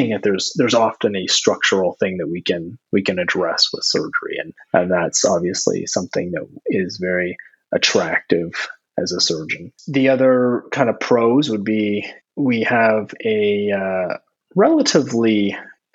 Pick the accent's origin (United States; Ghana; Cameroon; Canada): Canada; Ontario; moved away as an adult; now in New Brunswick, Canada; I'm not actually from New Brunswick. I'm from Ontario